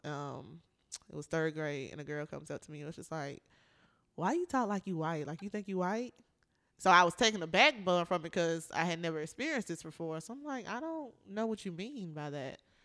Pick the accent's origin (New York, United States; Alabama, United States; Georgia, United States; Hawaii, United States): Georgia, United States; Atlanta; also born or lived in North Carolina; I moved to Atlanta when I was nine